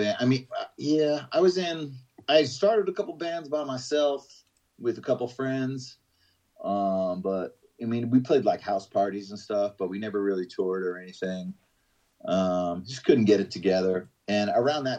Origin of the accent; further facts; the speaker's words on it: South Florida, United States; moved away as an adult; also born or lived in Georgia / North Carolina; we knew we couldn't really stay in South Florida because there was nothing there for us